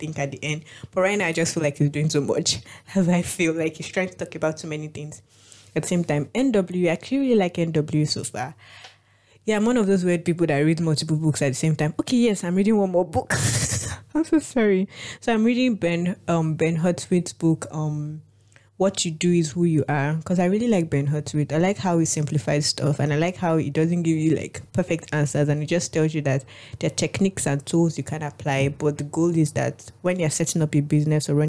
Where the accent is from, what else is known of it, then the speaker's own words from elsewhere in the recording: Nigeria; I'm Nigerian